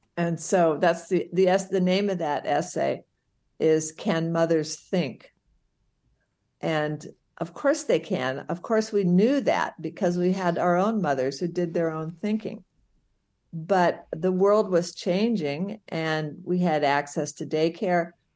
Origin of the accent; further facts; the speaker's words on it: St. Louis, Missouri, United States; I grew up in Saint Louis, Missouri